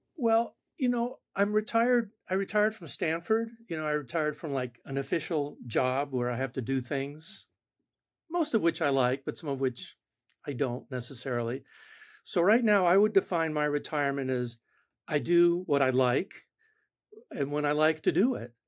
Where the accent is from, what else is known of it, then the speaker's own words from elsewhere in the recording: Argentina; first language Spanish; English is a second language; moved away; Spanish is my first language. I was born in Argentina.